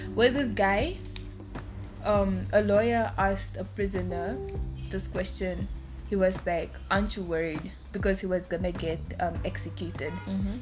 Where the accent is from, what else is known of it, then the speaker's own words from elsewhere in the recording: Windhoek, Khomas, Namibia; also born or lived in northern Namibia; I'm born in Windhoek, but like I originate from like the north.